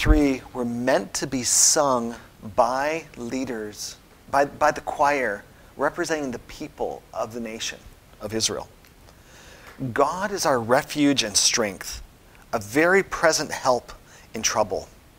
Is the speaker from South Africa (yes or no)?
no; Austria; I spent my high school years in Austria growing up in the Alps, and just huge, big, mammoth pieces of granite.